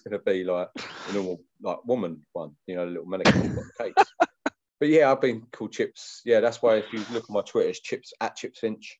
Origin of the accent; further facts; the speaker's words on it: Hainault, London, United Kingdom; I'm from Hainault, which is the shit part.